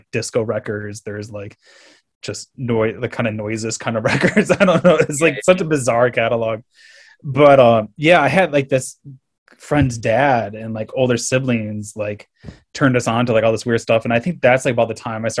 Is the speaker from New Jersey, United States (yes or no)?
no; Caledonia, New York, United States; moved away; also born or lived in Fredonia, New York; growing up in Caledonia and then being in Fredonia, I studied design in Fredonia